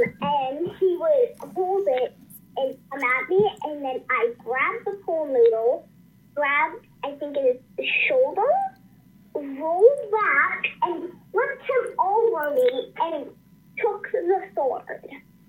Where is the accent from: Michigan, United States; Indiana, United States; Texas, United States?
Texas, United States; filmed in Texas, which is my home state, and that is where I'm originally from.